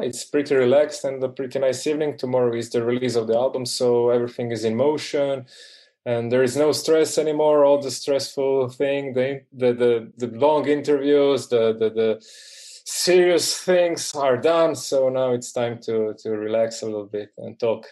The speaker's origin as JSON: {"language": "English", "region": "Dalmatia", "country": "Croatia", "moved": "yes", "lives_now": "Zagreb, Croatia", "said": "I'm from Dalmatia"}